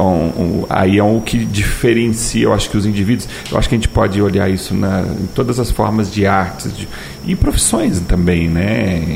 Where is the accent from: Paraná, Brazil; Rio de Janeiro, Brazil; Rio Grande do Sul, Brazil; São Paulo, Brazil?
São Paulo, Brazil; moved away; eu sou de São Paulo e eu morava numa, numa rua lá em São Paulo